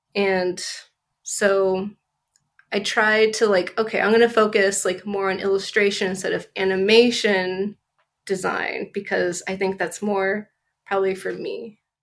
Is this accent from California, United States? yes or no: yes; Southern California, United States; I grew up in Southern California